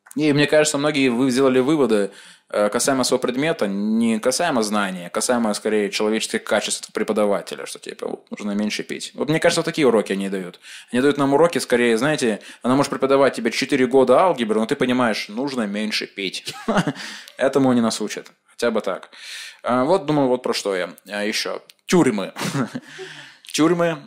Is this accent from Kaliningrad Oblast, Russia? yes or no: no; Chelyabinsk, Chelyabinsk Oblast, Russia; я из Челябинска